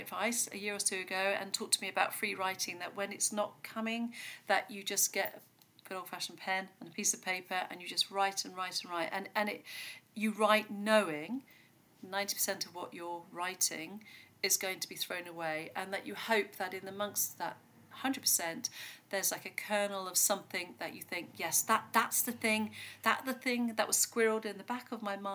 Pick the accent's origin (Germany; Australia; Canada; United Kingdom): United Kingdom; Devon, South West England; I grew up here in Devon actually, in the middle of nowhere